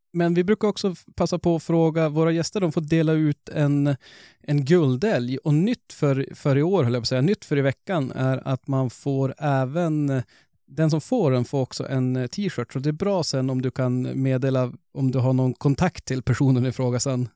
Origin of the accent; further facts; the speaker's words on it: Norrland, Sweden; vi är ju ändå norrlänningar.